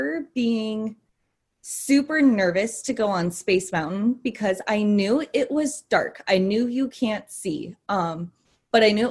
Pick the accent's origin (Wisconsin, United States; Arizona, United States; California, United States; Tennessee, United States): Arizona, United States; East Valley of; I was born and raised in the East Valley of Arizona